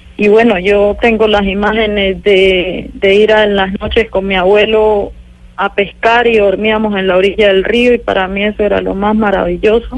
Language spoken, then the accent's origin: Spanish; Suárez, Cauca, Colombia; Yo nací en una vereda que se llama Yolombó, se hace parte del corregimiento de La Toma, que ahora se ha constituido en Consejo Comunitario en el municipio de Suárez, Cauca.